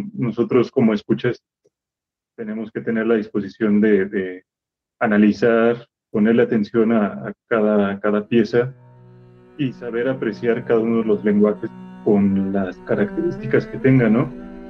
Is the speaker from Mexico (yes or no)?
yes; Irapuato, Guanajuato, Mexico; moved away as an adult; yo soy de la ciudad de Irapuato y hasta, hasta que entré a la licenciatura fue que me fui a la ciudad de Guanajuato